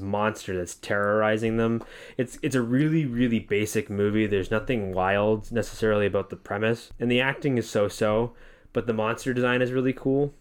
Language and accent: English; Massachusetts, United States; moved away as an adult; now in Central Florida, United States; we come from Massachusetts. We only, we, our town we both kinda grew up